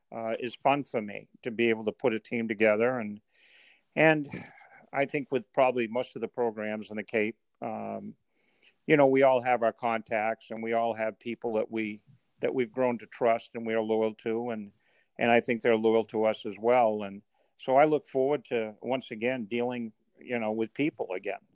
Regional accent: Maine, United States; I grew up in Maine

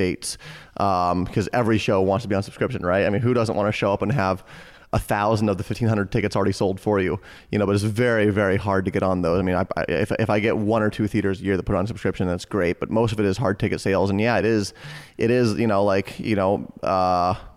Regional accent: Boulder, Colorado, United States; I grew up in Boulder, Colorado

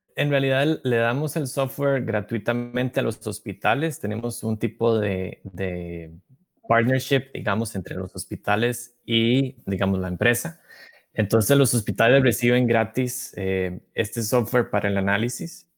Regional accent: Costa Rica; moved away as an adult; now in Massachusetts, United States; Soy costarricense. Tengo poco más de cuatro años de vivir en Estados Unidos, en, Massachusetts.

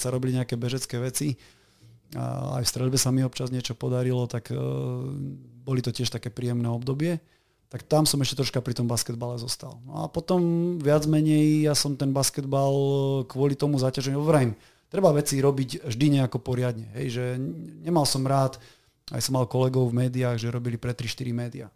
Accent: Martin, Žilina Region, Slovakia; moved away as an adult; now in Banská Bystrica, Slovakia; Ja som síce od roku 2002 bývam v Banskej Bystrici, ale som Martinčan

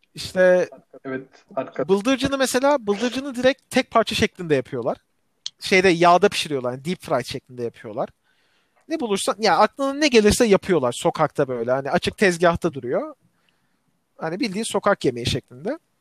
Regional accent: Turkey; biz Türkler olarak

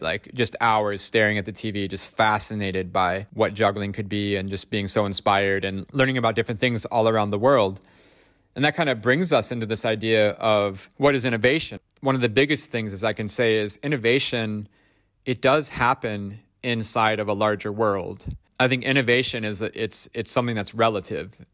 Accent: Ohio, United States; now in Stockholm, Sweden; growing up in Ohio, in America

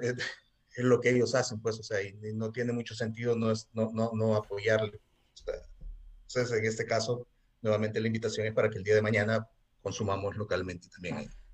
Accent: El Salvador; soy músico de El Salvador

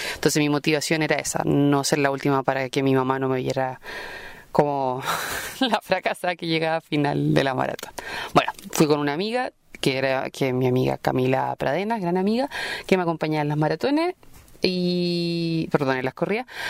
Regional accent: Chile; soy periodista chilena, vivo en Santiago

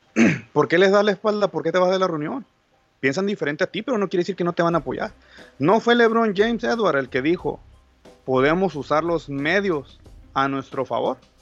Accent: Mexico; Yo soy mexicano

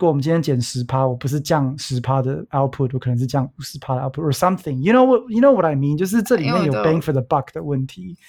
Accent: Hsinchu, Taiwan; 因为我说我在新竹长大的嘛

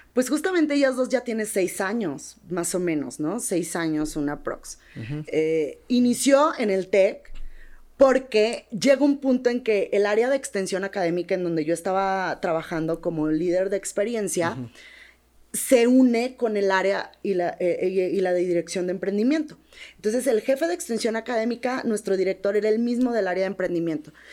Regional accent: Sinaloa, Mexico; moved away; en Sinaloa somos tomateras de Culiacán, pero de hueso colorado

